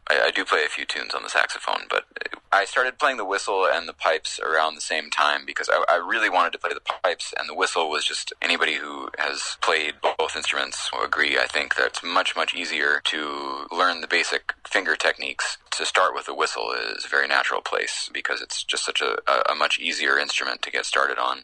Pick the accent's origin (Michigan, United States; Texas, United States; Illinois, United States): Illinois, United States; Chicago; now in New York, United States; some of the people that I grew up listening to in the Chicago area